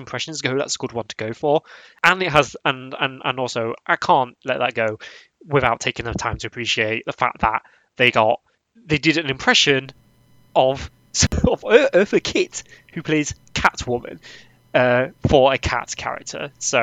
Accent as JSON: {"language": "English", "region": "England", "country": "United Kingdom", "said": "I'm English. I'm British."}